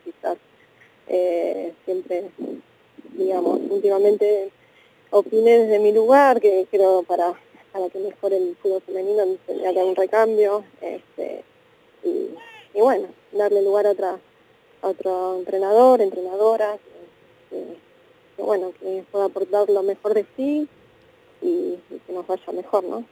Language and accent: Spanish; Argentina; como argentinos